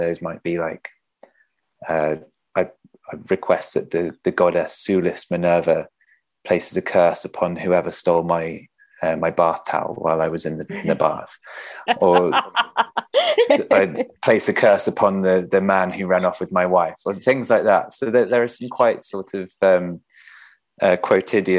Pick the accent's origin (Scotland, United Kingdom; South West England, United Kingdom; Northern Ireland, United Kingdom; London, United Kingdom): South West England, United Kingdom; Bath; I grew up in Bath, which is the Roman city